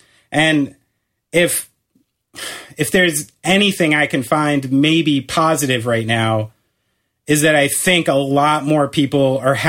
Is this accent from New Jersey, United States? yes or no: yes; New Jersey, United States; we're from New Jersey.